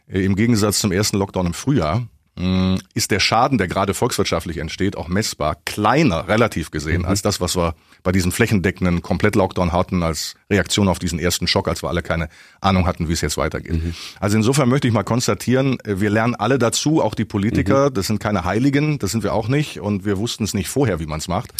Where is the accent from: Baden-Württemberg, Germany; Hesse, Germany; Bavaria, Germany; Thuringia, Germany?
Bavaria, Germany; Augsburg; also born or lived in Düsseldorf / Lower Rhine, North Rhine-Westphalia; Düsseldorf geboren, Kindheit am linken Niederrhein und seit dem zehnten Lebensjahr in Augsburg